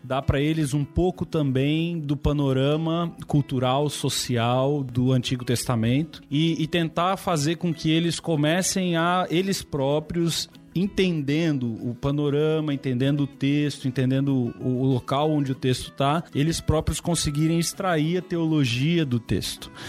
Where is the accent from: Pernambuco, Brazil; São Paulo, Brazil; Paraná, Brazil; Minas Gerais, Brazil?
São Paulo, Brazil; moved away; sou de São Paulo, não sou do Sul